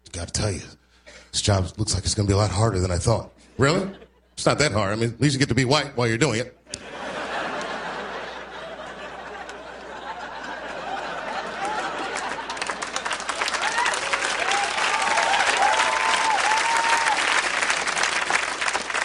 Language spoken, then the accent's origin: English; Washington, District of Columbia, United States; I'm from Washington, so I saw the bus stop, or the corner where the bus stop used to be, where I used to catch the bus to school